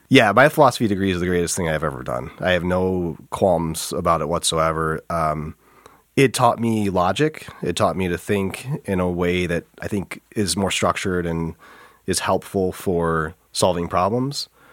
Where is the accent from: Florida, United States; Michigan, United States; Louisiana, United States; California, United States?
Michigan, United States; Flint; we're both from Flint